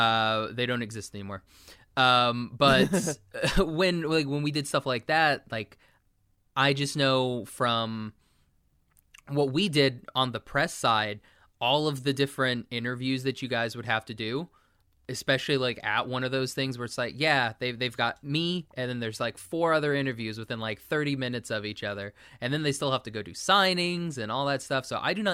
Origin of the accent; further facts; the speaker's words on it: Oklahoma, United States; Like, I came from Oklahoma where it was rainy.